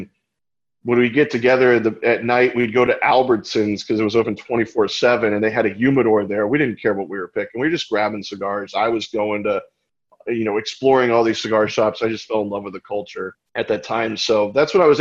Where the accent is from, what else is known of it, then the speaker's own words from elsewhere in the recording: Winter Springs, Florida, United States; I grew up in Orlando, Florida, in a little town called Winter Springs.